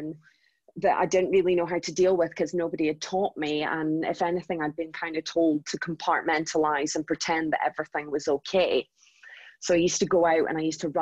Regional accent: Aberdeen, Scotland, United Kingdom; moved away as an adult; also born or lived in London; I moved from London, so working in the financial district in London, back up to sunny Aberdeen.

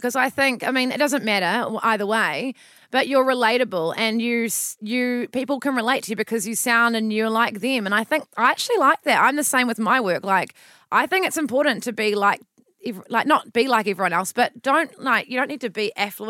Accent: Melbourne, Victoria, Australia; accent: Aussie bogan; also born or lived in Gold Coast; I'm born and bred in Melbourne, but I did 4 years on the Gold Coast.

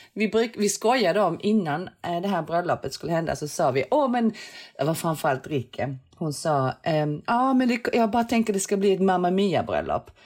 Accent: Sweden; also born or lived in London; jag som är svensk

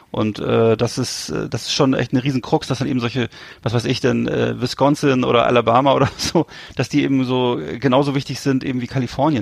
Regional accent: Mecklenburg-Vorpommern, Germany; Hier bei uns in MV

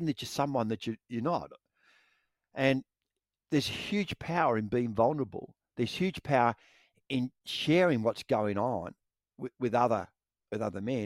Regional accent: Victoria, Australia; When I was growing up in Victoria, my dad would take me and my two brothers

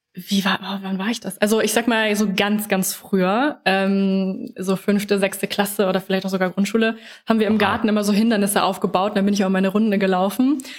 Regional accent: Lower Saxony, Germany; now in Hanover, Germany; Ich komme ähm, aus Norddeutschland, aus Niedersachsen

